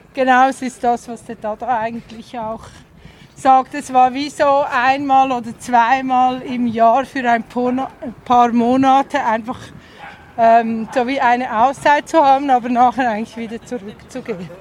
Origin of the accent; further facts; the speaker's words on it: Zurich Oberland, Switzerland; also born or lived in Untersiggenthal, Aargau; Danach im Zürcher Oberland